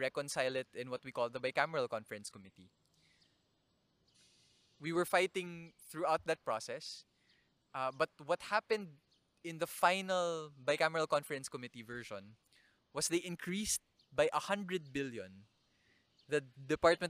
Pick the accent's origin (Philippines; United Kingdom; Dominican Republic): Philippines; Naga; my hometown, Naga